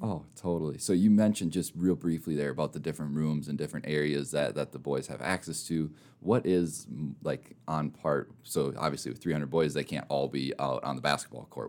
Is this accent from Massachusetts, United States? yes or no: no; Minnesota, United States; also born or lived in Mitchell, South Dakota; now in Rapid City, United States; I'm from Minnesota originally